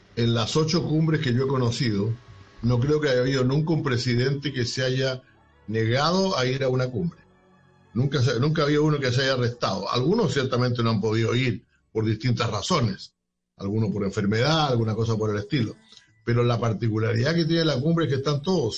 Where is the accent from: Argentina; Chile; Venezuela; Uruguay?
Chile; en mi país